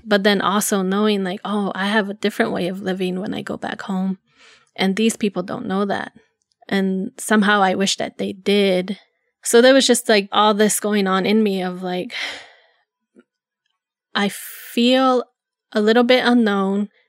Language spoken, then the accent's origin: English; Zuni, New Mexico, United States; I grew up in Zuni in a, a mobile home with my grandparents